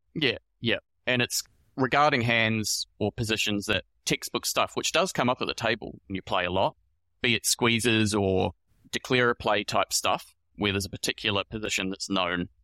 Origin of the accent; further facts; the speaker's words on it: New Zealand; moved away as an adult; also born or lived in Melbourne, Australia; now in Sydney, Australia; I'm from New Zealand originally, and I moved here to Australia in twenty eighteen